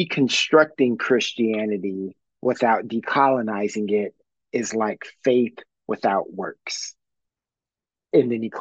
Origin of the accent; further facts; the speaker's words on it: upstate New York, United States; In my dad's house, like I'm, you know, upstate New York